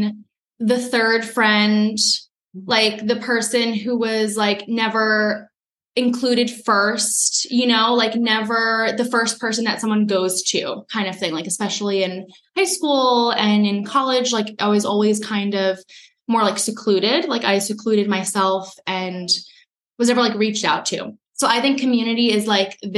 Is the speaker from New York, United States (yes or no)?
yes; Long Island, New York, United States; I'm from Long Island